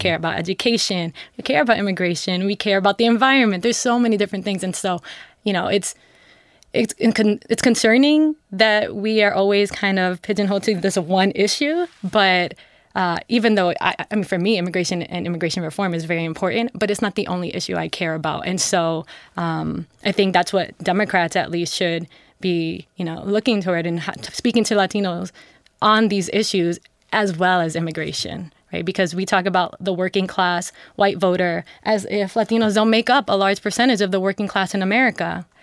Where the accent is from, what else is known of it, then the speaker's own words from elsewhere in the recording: New York City, New York, United States; my family is from the Dominican Republic in Costa Rica, and I'm from New York City